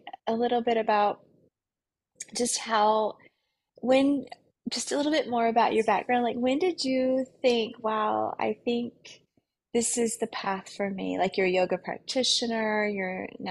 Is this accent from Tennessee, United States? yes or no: yes; Tennessee, United States; when I grew up in Tennessee